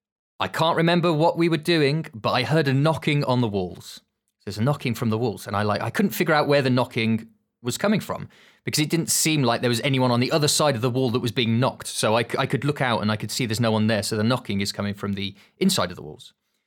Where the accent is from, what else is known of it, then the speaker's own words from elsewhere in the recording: Birmingham, West Midlands, United Kingdom; I don't know, is that just a Birmingham thing? I'm originally from Birmingham. So you have like the jewellery quarter.